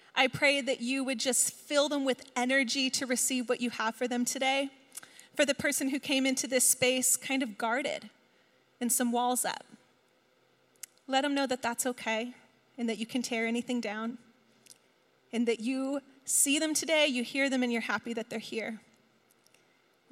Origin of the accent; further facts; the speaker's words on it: East Coast, United States; moved away as an adult; now in West Coast, United States; We're both from the East Coast